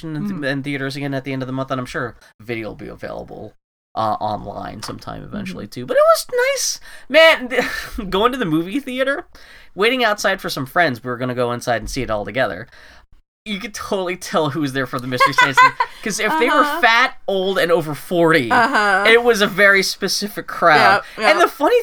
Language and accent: English; Pittsburgh, Pennsylvania, United States; I'm from Pittsburgh.